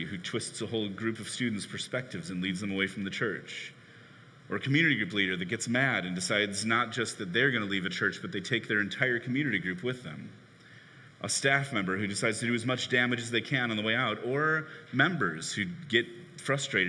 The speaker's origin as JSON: {"language": "English", "town": "Chicago", "region": "Illinois", "country": "United States", "tie": "born or raised there", "said": "I grew up in Chicago in the 90s rooting for the Bulls"}